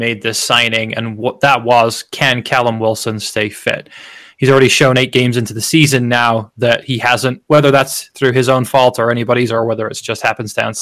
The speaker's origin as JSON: {"language": "English", "region": "Wales", "country": "United Kingdom", "tie": "born or raised there", "said": "growing up in Wales"}